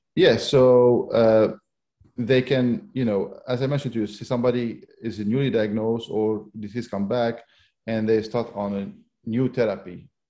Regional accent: Lebanon; moved away as an adult; now in United States; I'm originally from Lebanon

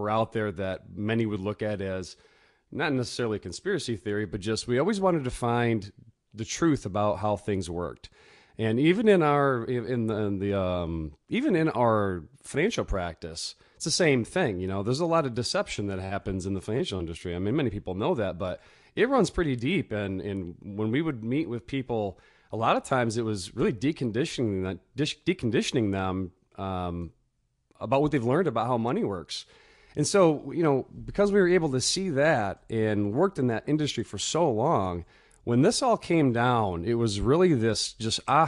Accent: Lake Orion, Michigan, United States; Mike and I both grew up in a little town called Lake Orion, Michigan.

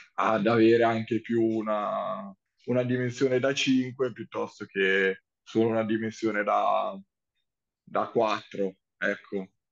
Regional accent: Senigallia, Marche, Italy; sono di Sirigallia

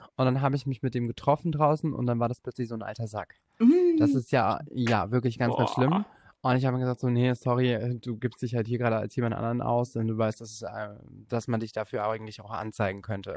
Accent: area around Legoland, Bavaria, Germany; moved away; du warst in meiner Heimat und ich habe in diesem Legoland früher gearbeitet

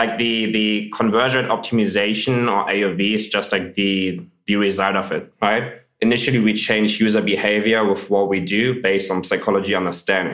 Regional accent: Germany; I grew up in Germany. I grew up in like a small city north of Hamburg. I'm living in Hamburg now.

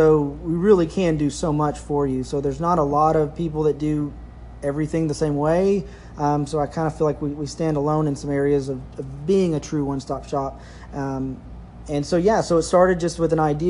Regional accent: Lufkin, Texas, United States; I grew up here in Lufkin, Texas

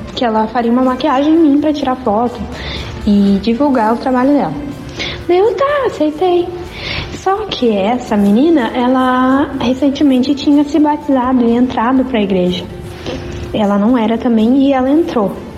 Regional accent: Arroio dos Ratos, Rio Grande do Sul, Brazil; also born or lived in Cachoeirinha; eu sou de Arroio dos Ratos, sou natural de Arroio dos Ratos

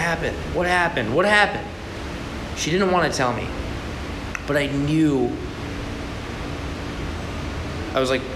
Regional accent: United States; as an American Jew

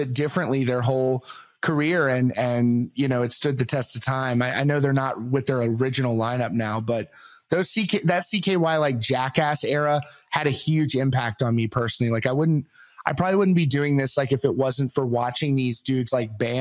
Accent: Virginia Beach, Virginia, United States; I'm from Virginia. So I'm like around Virginia Beach area

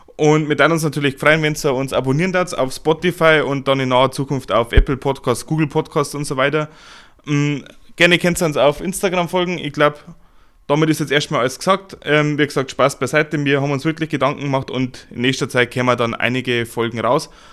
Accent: Upper Bavaria, Germany; ein netter Kerl aus Oberbayern

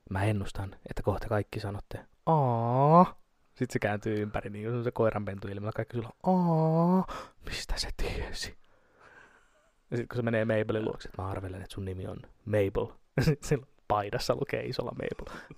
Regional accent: Tampere, Pirkanmaa, Finland; Mä oon, mä oon, mä oon Tampereelta.

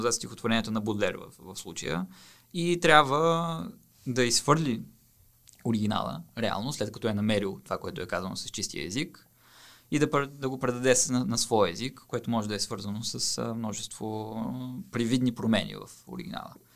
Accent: Bulgaria; аз съм българин, който превеждам от китайски

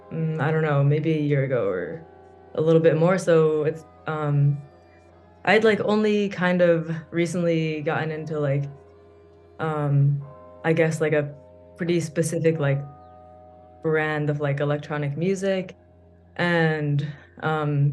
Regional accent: New York, United States; moved away as an adult; now in Spain; I'm currently living in Spain. I teach English as a second language. I'm from New York, actually

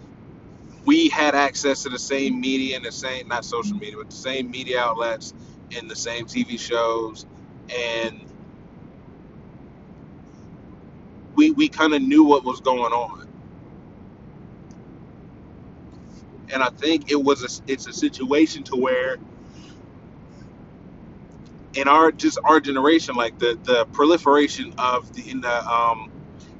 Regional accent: Pickerington, Ohio, United States; I'm from Pickerington, Ohio. It's on the eastern side of Columbus

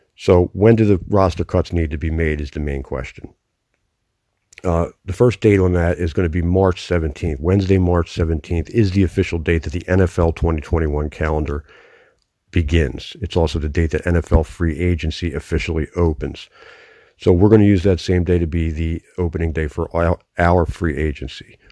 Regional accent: Philadelphia, Pennsylvania, United States; accent: Philadelphia; I'm from Philadelphia, born and raised here, still live within the city limits here.

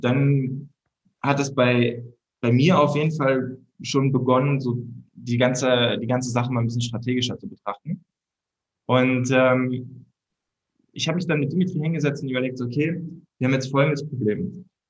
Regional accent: Berlin, Germany; als Berliner

